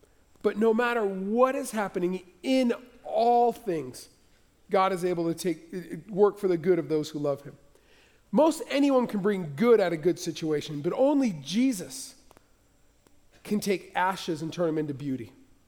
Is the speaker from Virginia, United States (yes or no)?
no; California, United States; I'll never forget growing up in Southern California and when the plum trees would start to blossom in the spring and we would climb up those trees